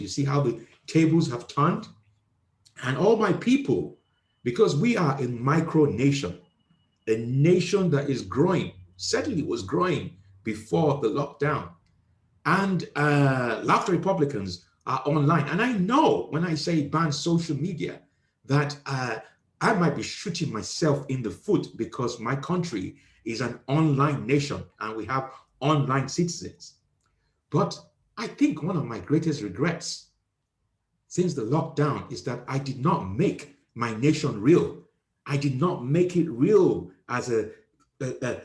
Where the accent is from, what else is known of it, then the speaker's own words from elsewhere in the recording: Nigeria; moved away; I am originally from Nigeria